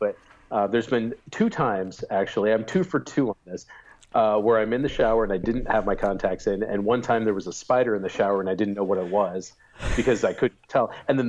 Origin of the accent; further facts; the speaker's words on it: Midwest, United States; moved away as an adult; now in Cleveland, United States; from the Quad Cities, from like my home area.